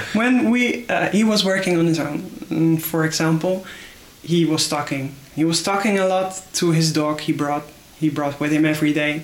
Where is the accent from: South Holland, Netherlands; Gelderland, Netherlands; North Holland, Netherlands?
Gelderland, Netherlands; Ermelo; English is a second language; I was born in Ermelo.